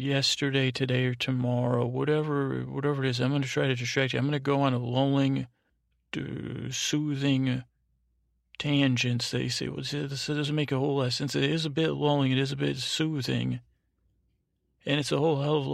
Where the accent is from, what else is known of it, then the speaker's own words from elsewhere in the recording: the South, Southern United States, United States; accent: Southern; I'll just use my accent